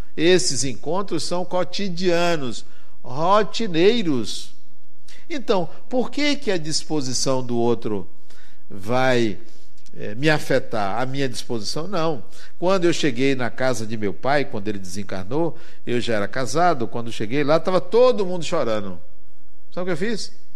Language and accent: Portuguese; Brazil; Eu venho do Brasil, e onde eu moro é muito quente